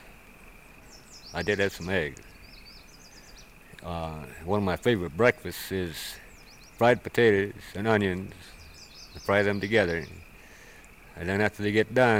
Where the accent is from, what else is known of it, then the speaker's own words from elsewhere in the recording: Vancouver, Washington, United States; moved away; also born or lived in Wisdom, Montana; I'm originally from Vancouver, Washington